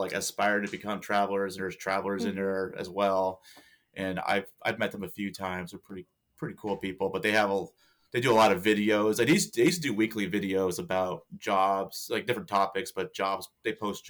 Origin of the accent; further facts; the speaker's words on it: Pennsylvania, United States; moved away as an adult; also born or lived in Washington State; I'm from Pennsylvania